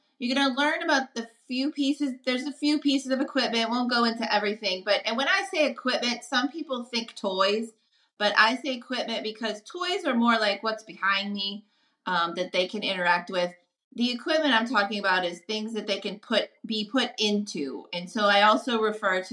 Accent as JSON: {"language": "English", "town": "New Orleans", "region": "Louisiana", "country": "United States", "said": "I'm from New Orleans"}